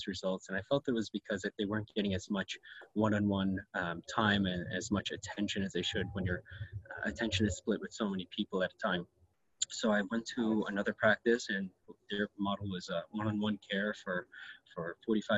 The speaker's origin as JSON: {"language": "English", "region": "New York", "country": "United States", "tie": "born or raised there", "also_born_or_lived": "Syracuse", "moved": "as an adult", "lives_now": "Richmond Hill, Canada", "said": "I was actually born and raised in New York and trained in New York"}